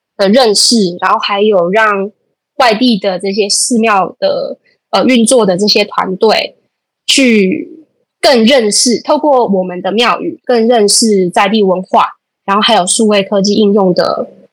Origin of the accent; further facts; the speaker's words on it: Pingtung, Pingtung County, Taiwan; 人家来到我们阿沟，然后家庙的时候我去介绍我的家族